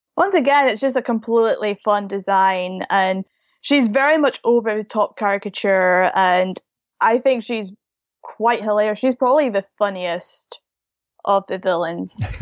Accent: United Kingdom; I'm from the U K

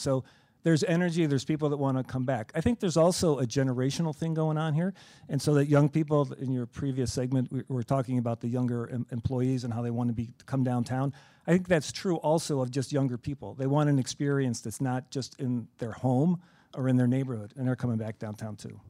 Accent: Chicago, Illinois, United States; we're all from Chicagoland

